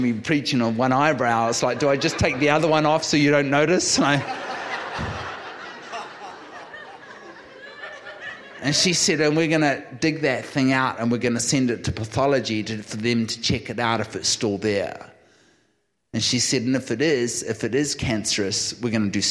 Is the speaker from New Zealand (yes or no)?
yes; New Zealand; now in California, United States; I'm a New Zealander.